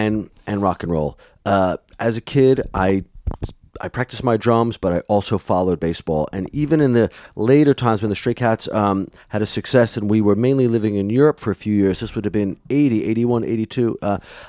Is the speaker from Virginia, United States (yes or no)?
no; New York, United States; growing up in New York